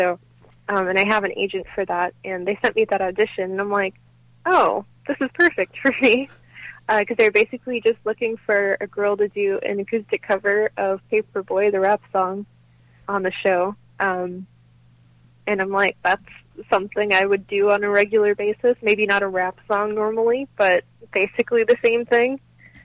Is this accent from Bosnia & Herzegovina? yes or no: no; Nashville, Tennessee, United States; I grew up in Nashville, so obviously there's a lot of music just around me.